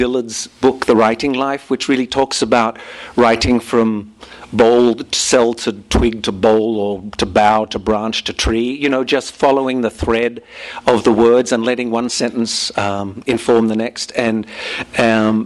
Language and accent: English; Australia; accent: Australian, more rounded vowels; now in United States